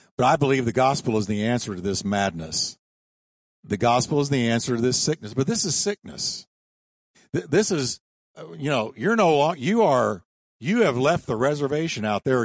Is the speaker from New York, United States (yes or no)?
yes; New York, United States; I was born in New York. Don't hold it against me. But I was raised in New York